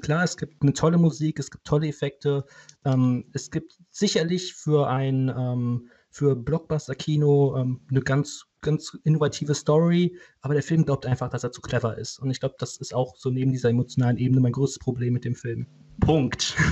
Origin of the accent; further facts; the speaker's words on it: Cologne, North Rhine-Westphalia, Germany; für mich als Kölner